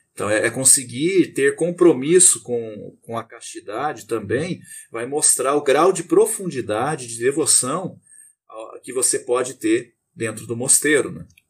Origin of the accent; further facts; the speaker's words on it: Terra Boa, Paraná, Brazil; Eu sou natural do Paraná, uma cidade chamada Terra Boa